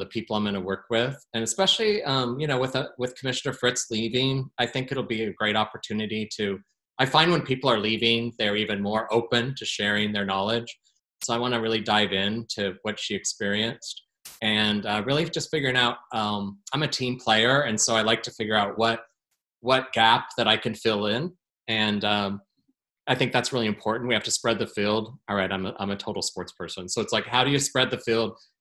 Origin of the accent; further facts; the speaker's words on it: Portland, Oregon, United States; my hometown